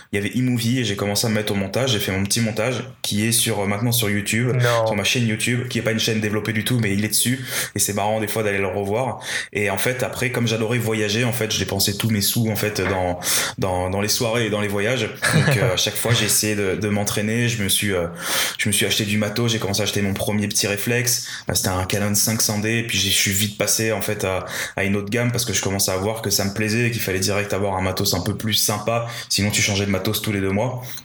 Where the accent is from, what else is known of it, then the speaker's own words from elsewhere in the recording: Paris, Île-de-France, France; je, suis, né, j'ai grandi à Paris, enfin en région parisienne